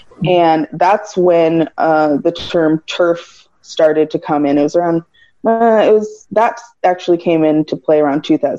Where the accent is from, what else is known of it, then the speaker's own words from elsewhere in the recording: Nigeria; also born or lived in Cameroon; I'm Nigerian and Cameroonian.